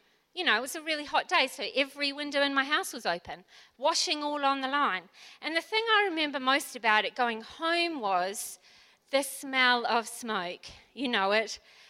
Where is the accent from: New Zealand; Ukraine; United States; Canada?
New Zealand; now in Port Lincoln, Australia; So I came from New Zealand. I didn't really know anything about bushfires until I got to beautiful Port Lincoln.